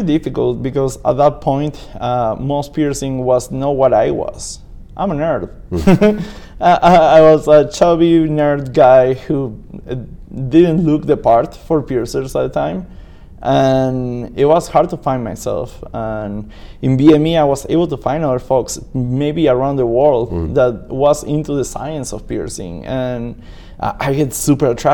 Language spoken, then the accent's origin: English; Buenos Aires, Argentina; English is a second language; moved away as an adult; also born or lived in Michigan / Las Vegas; now in Lafayette, United States; I'm a piercer from Buenos Aires, Argentina. I'm born in Buenos Aires, Argentina. I now live in Lafayette, California.